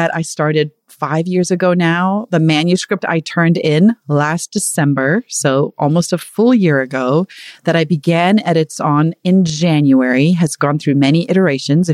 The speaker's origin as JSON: {"language": "English", "area": "Zululand", "region": "KwaZulu-Natal", "country": "South Africa", "tie": "born or raised there", "said": "I was born in Zulu land"}